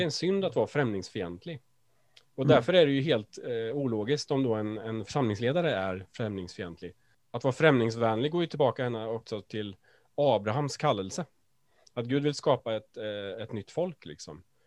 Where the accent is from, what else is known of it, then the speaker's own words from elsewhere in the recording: Sweden; oss svenskar